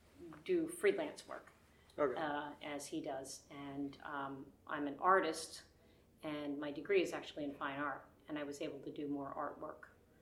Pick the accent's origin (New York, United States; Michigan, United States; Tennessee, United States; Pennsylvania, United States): Pennsylvania, United States; Philadelphia; now in Cape May, United States; I'm originally from the Philadelphia area, but I live in Cape May, and I've been there for 30 years now, and I call it home.